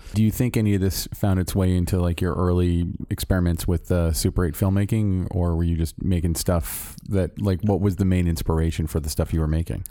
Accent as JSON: {"language": "English", "town": "Orlando", "region": "Florida", "country": "United States", "tie": "born or raised there", "moved": "yes", "lives_now": "Los Angeles, United States", "said": "I'm from Orlando, Florida"}